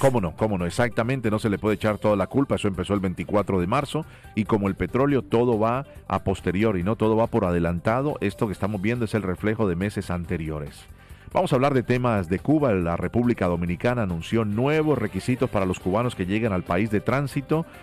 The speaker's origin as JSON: {"language": "Spanish", "town": "Cali", "region": "Valle del Cauca", "country": "Colombia", "tie": "born or raised there", "moved": "yes", "lives_now": "Miami, United States", "said": "en la ciudad de Cali, mi ciudad natal."}